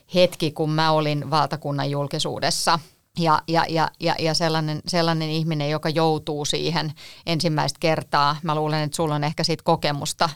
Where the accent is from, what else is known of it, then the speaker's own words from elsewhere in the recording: Espoo, Uusimaa, Finland; ne oli sieltä Espoosta, mistä mä oon kotoisin